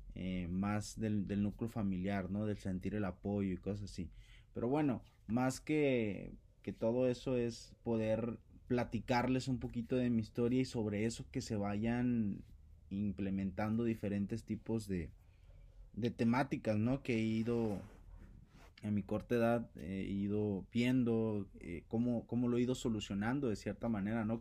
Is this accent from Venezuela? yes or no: no; Costa Grande, Guerrero, Mexico; soy del estado de Guerrero, del bellísimo estado de Guerrero, la Costa Grande